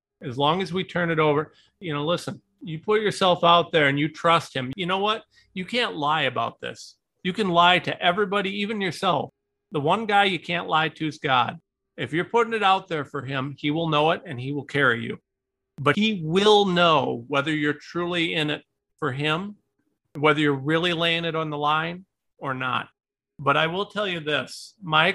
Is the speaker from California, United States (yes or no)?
no; Ohio, United States; I am a nobody from Ohio